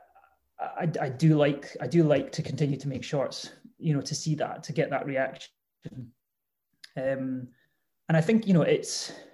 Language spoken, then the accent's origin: English; Edinburgh, Scotland, United Kingdom; I grew up in Edinburgh